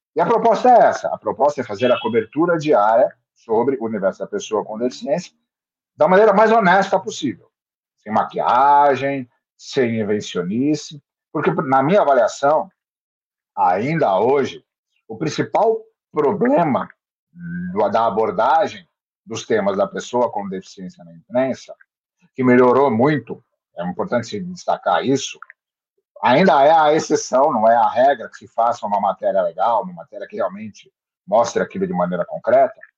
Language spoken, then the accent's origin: Portuguese; Santos, São Paulo, Brazil; eu sou daqui de Santos, moro e trabalho em Santos